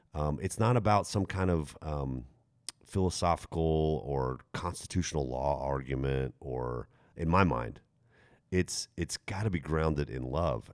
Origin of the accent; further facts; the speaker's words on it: Texas, United States; I'm Texan